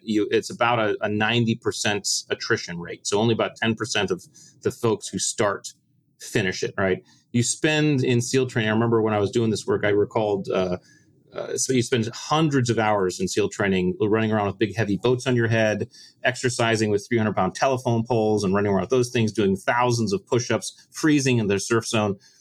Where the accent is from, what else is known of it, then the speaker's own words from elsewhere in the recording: Connecticut, United States; I grew up in the States in Connecticut and joined the Navy in 1996.